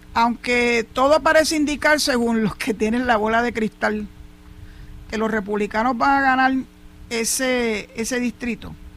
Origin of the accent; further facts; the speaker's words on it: San Juan, Puerto Rico; now in Cabo Rojo, Puerto Rico; pocas veces me desplazo en el año para mi ciudad natal, que es San Juan